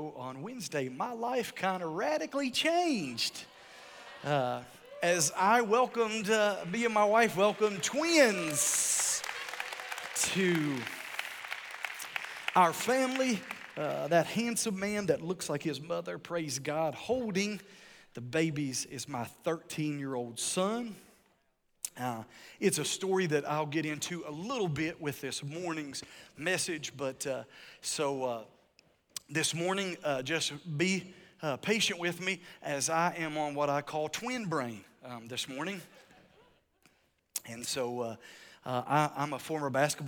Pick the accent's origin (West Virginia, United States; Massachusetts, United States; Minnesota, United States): West Virginia, United States; moved away; I'm from West Virginia. This is my home state